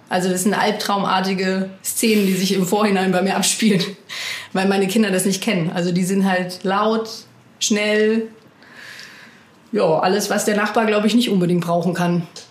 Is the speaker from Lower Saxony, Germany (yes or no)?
no; near Ulm, Baden-Württemberg, Germany; also born or lived in Cologne; now in Demmin, Germany; Ich komme ursprünglich aus äh, der Nähe von Ulm und habe dann aber vorher über zehn Jahre in Köln gewohnt.